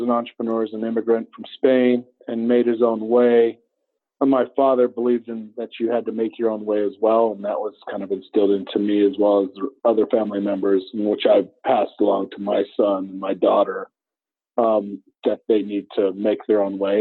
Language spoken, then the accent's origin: English; Flagstaff, Arizona, United States; originally, I was born and raised in Northern Arizona, Flagstaff, native, third generation to Arizona